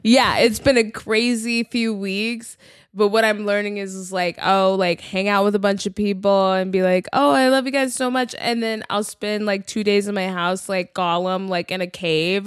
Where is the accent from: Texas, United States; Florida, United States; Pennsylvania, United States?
Texas, United States; also born or lived in New York City; now in Los Angeles, United States; I'm from Texas. Like, I grew up in big houses.